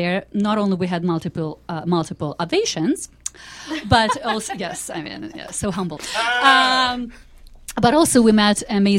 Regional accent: Kyiv, Ukraine; accent: Ukrainian; English is a second language; now in Canada; I'm from Kiev, Ukraine.

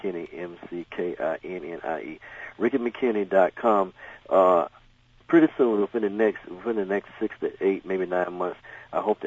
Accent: the South, United States; I grew up in the South

